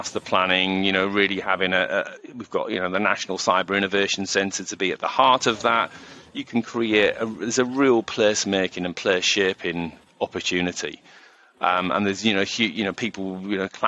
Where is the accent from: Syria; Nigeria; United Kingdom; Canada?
United Kingdom; Middlesbrough, North East England; I'm from Middlesbrough